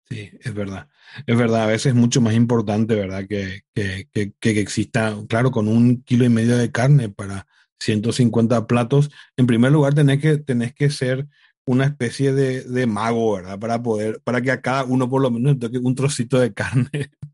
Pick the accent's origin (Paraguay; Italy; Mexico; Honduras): Paraguay; en Paraguay, en mi país